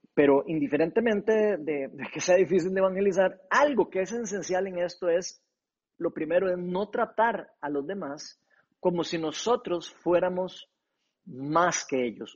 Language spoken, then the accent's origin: Spanish; Costa Rica; como decimos aquí los ticos